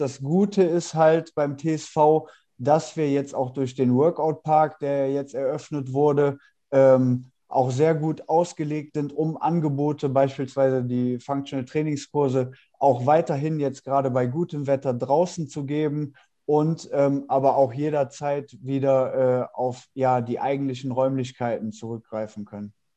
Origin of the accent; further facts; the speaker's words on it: Mönchengladbach, North Rhine-Westphalia, Germany; moved away; also born or lived in Cologne / Düsseldorf; komme gebürtig aus Mönchengladbach